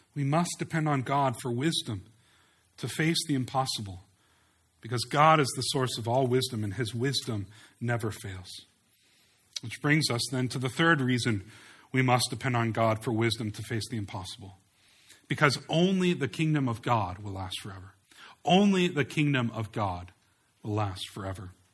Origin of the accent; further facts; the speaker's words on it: United States; we as American Christians